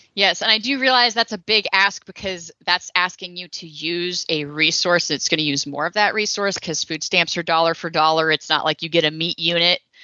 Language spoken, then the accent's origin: English; Texas, United States; I'm from Texas